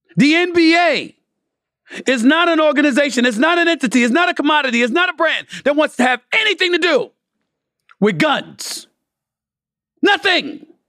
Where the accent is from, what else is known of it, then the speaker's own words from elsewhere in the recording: New York City, New York, United States; also born or lived in Bronx, New York; I'm from Hollis, Queens. Born in the Bronx, raised in Hollis since I was one years old